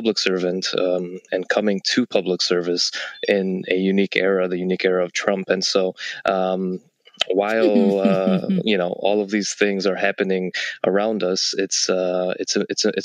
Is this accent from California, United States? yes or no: no; Detroit, Michigan, United States; moved away as an adult; now in Washington, D.C., United States; I was the first of my family to be born and raised in Detroit, Michigan. And I spent most of my life in Michigan